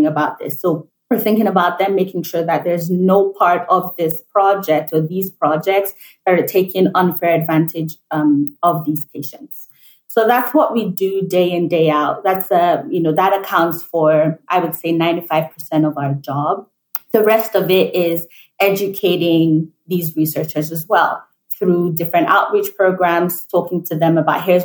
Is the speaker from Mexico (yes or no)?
no; Nigeria; moved away as an adult; also born or lived in United Kingdom; now in New York, United States; Born and raised in Nigeria, I moved to the UK for my undergraduate degree